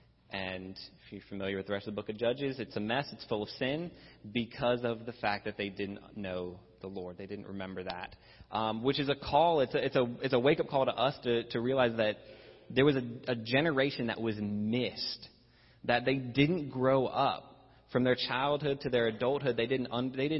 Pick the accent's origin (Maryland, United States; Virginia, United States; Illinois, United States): Virginia, United States; I grew up in Virginia